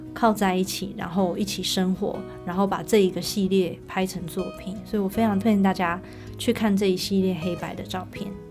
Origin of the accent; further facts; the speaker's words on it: Taichung, Taiwan; 我并不是高雄人，嗯。我是台中人